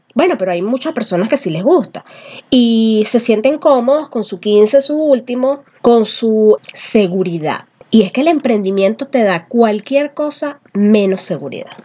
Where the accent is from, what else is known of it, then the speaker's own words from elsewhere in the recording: Venezuela; now in Peru; Somos venezolanos, pero vivimos en Perú